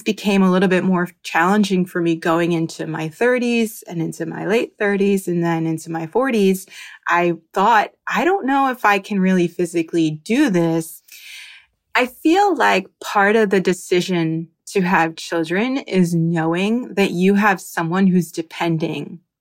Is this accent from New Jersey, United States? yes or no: yes; New Jersey, United States; now in Miami, United States; I am a pediatric occupational therapist living in Miami, Florida, and I'm originally from New Jersey